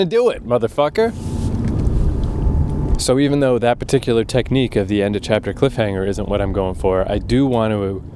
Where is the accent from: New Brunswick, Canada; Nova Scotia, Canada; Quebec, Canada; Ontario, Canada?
New Brunswick, Canada; Fredericton; moved away; also born or lived in Toronto; my hometown, Fredericton, New Brunswick